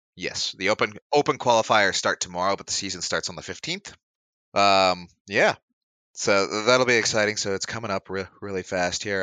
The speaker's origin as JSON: {"language": "English", "country": "Canada", "said": "Canadian blood"}